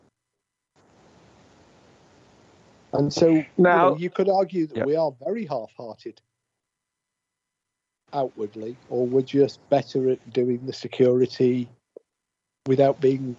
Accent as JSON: {"language": "English", "region": "England", "country": "United Kingdom", "said": "And I'm English"}